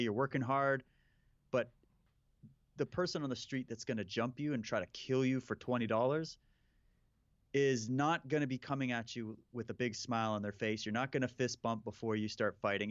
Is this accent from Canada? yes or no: yes; Saskatchewan, Canada; moved away; I grew up in Saskatchewan.